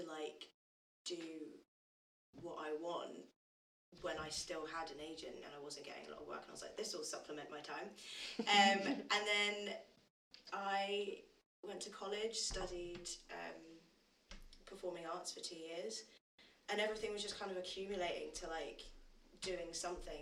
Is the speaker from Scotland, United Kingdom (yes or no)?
no; London, United Kingdom; Because I come from Brixton. I've lived in Brixton, South London, my entire life.